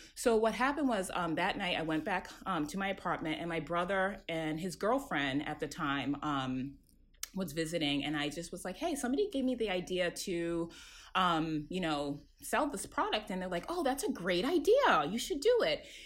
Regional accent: Worcester, Massachusetts, United States; I am um, first generation um, Ghanaian, born and raised in Worcester, Massachusetts, um, which is about 40 minutes outside of Boston.

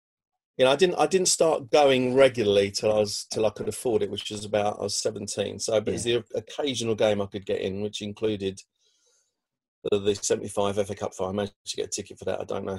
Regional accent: London, United Kingdom; You know, I grew up in South East London, so really it should be Charlton or, you know, the other M-word team.

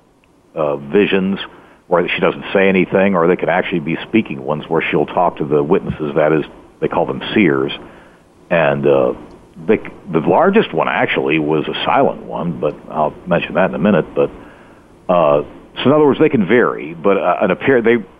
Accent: Fort Lauderdale, Florida, United States; I grew up in Fort Lauderdale, Florida

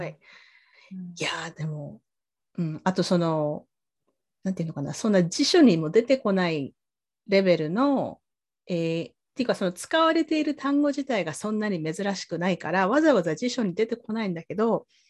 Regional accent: Sasebo, Nagasaki, Japan; 私はあの長崎県の佐世保で育ったんですけど

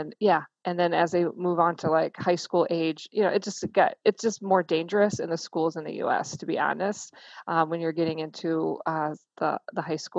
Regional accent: Milwaukee, Wisconsin, United States; moved away as an adult; now in New Zealand; So we are from Milwaukee, Wisconsin

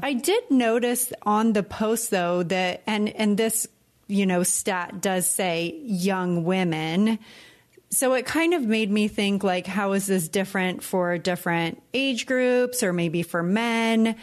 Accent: California, United States; moved away as an adult; now in Puerto Rico; when we came to Puerto Rico from California

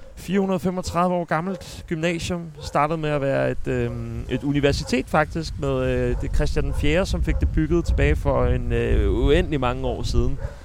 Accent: Sorø, Zealand, Denmark; moved away; also born or lived in Copenhagen; jeg er født i København, men jeg flyttede til Sorø i en alder af to år, så Al min folkeskoletid gik ud på, øh, noget, der hedder Frederiksberg Skole

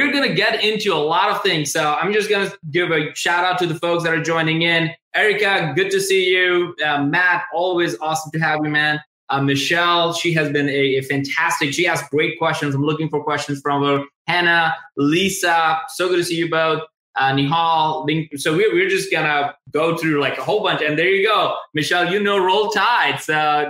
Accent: India; moved away as an adult; also born or lived in Tuscaloosa, Alabama; I'm originally from India

